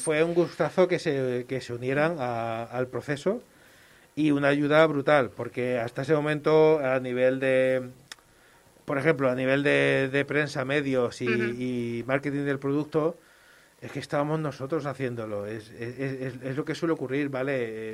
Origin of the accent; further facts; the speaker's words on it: Málaga, Andalusia, Spain; moved away as an adult; now in Barcelona, Spain; soy de Málaga